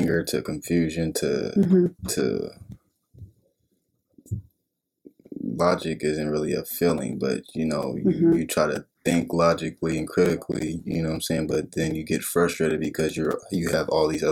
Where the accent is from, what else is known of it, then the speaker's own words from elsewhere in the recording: Portland, Oregon, United States; born and raised in Portland, Oregon, North Side